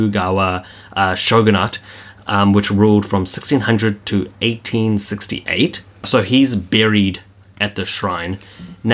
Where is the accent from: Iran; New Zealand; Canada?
New Zealand; we're from New Zealand